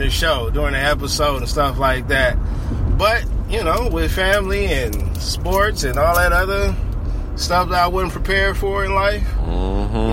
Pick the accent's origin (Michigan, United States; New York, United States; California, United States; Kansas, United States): California, United States; Inglewood; I was born in Inglewood.